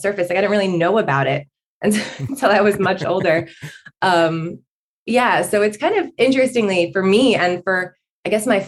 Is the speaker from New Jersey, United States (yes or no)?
yes; Northern New Jersey, United States; I'm from Northern New Jersey. I've been here obviously with some breaks in between, but pretty much my whole life. And I grew up in a small suburban, very suburban neighborhood.